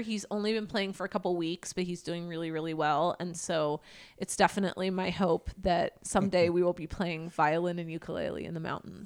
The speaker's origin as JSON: {"language": "English", "town": "Everett", "region": "Washington", "country": "United States", "said": "I am from Everett, Washington."}